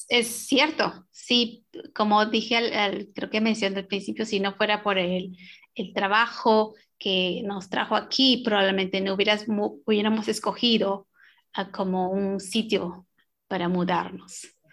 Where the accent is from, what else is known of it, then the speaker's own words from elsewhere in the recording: Peru; moved away as an adult; also born or lived in New York, United States; now in Bloomington, United States; yo soy peruana, yo soy, y nací en los Andes peruanos